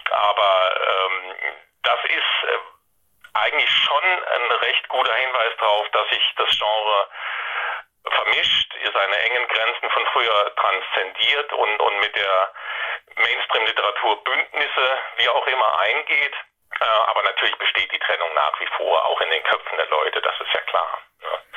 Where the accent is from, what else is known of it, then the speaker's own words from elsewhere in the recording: Saarland, Germany; now in Baden-Württemberg, Germany; ich stamme aus dem Saarland, wohne aber schon seit ewigen Zeiten in Baden-Württemberg.